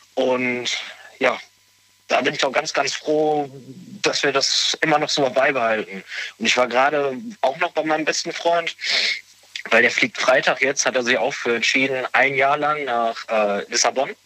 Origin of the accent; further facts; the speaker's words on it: Bergisch Born, North Rhine-Westphalia, Germany; ich komme aus Bergisch Born. Das ist so circa eine halbe Stunde von Köln weg.